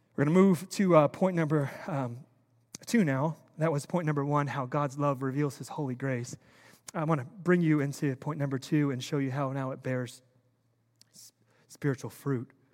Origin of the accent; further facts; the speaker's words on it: United States; I'm an American. I was born and raised here